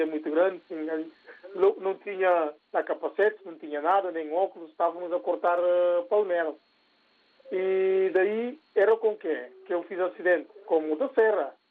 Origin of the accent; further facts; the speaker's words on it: Guinea-Bissau; now in Portugal; nós todos somos da Guiné-Bissau